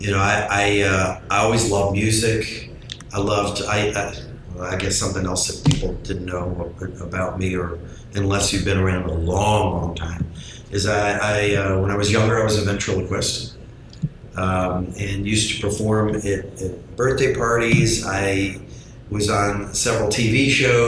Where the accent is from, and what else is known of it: St. Petersburg, Florida, United States; born or raised there